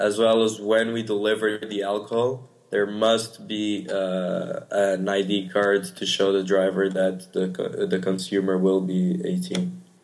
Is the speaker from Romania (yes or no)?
no; Portugal; moved away; I'm from Portugal